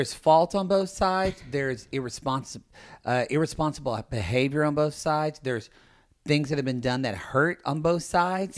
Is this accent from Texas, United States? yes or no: no; Ardmore, Oklahoma, United States; I'm from Ardmore, Oklahoma